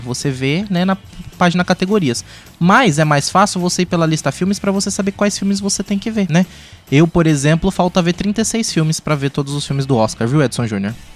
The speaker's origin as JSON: {"language": "Portuguese", "region": "interior of São Paulo state", "country": "Brazil", "said": "somos do interior do estado de São Paulo, numa cidade que não tem cinema"}